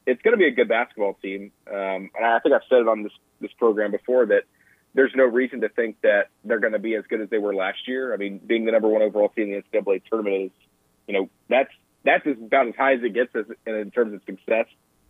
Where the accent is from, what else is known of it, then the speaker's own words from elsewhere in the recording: Nashville, Tennessee, United States; moved away; I'm actually originally from Nashville.